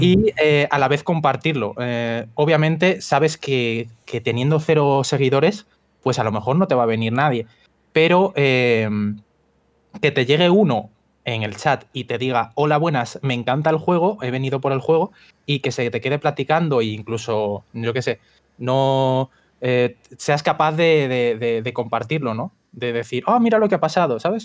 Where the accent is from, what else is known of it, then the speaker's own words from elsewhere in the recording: Spain; soy, de España